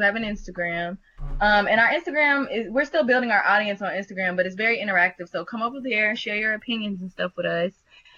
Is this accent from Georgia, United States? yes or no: no; Kentucky, United States; I'm from Kentucky